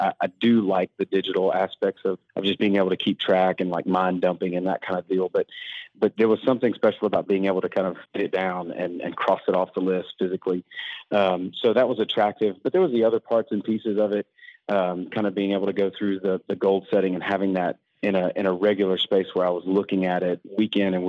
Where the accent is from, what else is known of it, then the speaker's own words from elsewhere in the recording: Baton Rouge, Louisiana, United States; now in Spring Hill, United States; Originally from Baton Rouge, Louisiana, but now I live in Spring Hill, Franklin, Tennessee.